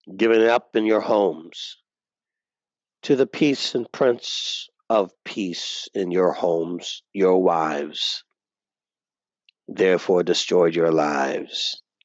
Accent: United States; us as American conservative Christians

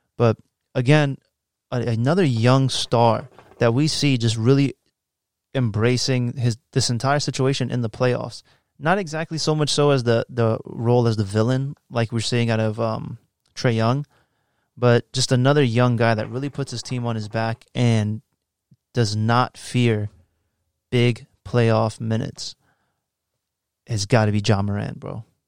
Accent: Woodbridge, Virginia, United States; also born or lived in New York; I'm more from Woodbridge 'cause I've been my whole life in fucking Woodbridge

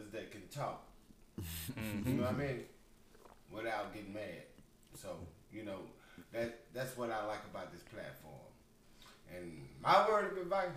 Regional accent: Arkansas, United States; now in Tennessee, United States; I came all the way from Tennessee, but originally from Arkansas

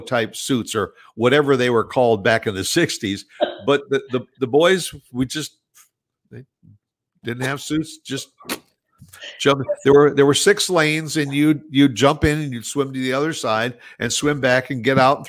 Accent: New Jersey, United States; born there; I was born in New Jersey, and I used to go back there every summer to stay with my grandparents.

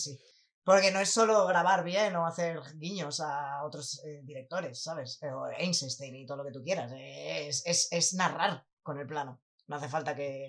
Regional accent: Fuenlabrada, Community of Madrid, Spain; yo soy de Falabrado y abrieron un centro comercial aquí pues poco después de, mudarme yo

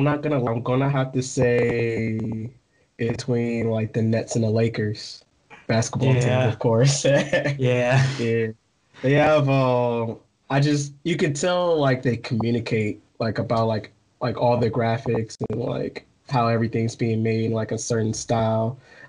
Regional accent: Midwest, United States; I'm not gonna lie, because I'm from the Midwest of US, so it's like a completely different personality.

